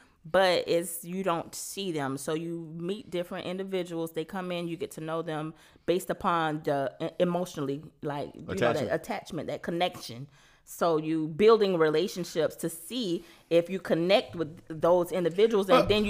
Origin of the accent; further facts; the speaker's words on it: Miami, Florida, United States; I'm from Miami.